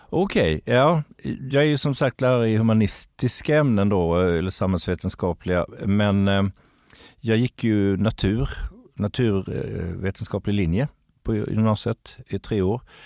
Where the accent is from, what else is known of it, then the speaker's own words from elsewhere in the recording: Kalmar County, Sweden; moved away; jag är ju från Öland ursprungligen så att kroppkaka har liksom blivit en del av min uppväxt